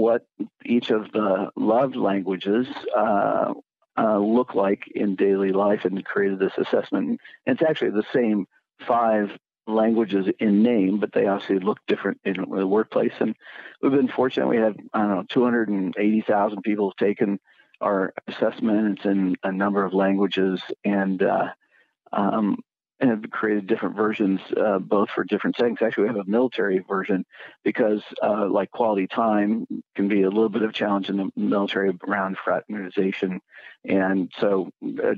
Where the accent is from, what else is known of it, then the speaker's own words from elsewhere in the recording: Kansas City, United States; I grew up outside Kansas City in the context of a family-owned business